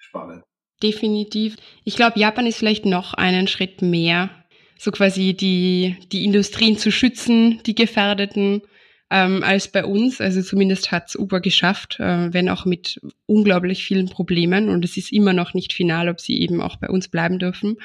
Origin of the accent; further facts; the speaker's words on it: Austria; bei uns in Österreich